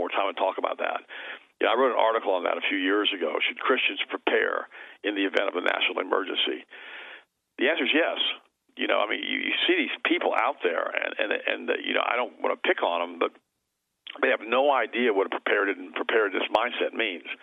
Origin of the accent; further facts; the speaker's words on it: Florida, United States; I was raised here